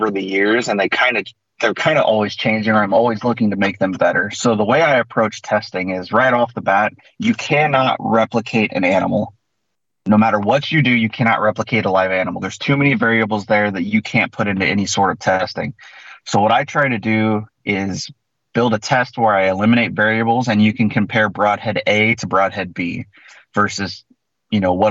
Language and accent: English; Central Illinois, United States; So I'm from Central Illinois. I'm the Midwest.